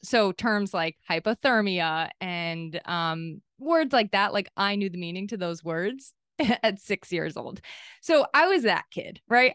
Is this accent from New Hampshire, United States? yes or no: yes; New Hampshire, United States; also born or lived in Maine; I was born in Maine, and then we moved to New Hampshire when I was eight.